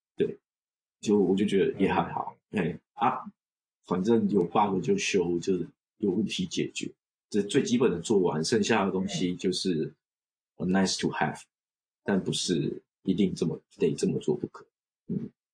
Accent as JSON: {"language": "Chinese", "country": "Taiwan", "also_born_or_lived": "Australia / China", "moved": "as an adult", "lives_now": "Japan", "said": "我们就算是在台湾都觉得算过得不错"}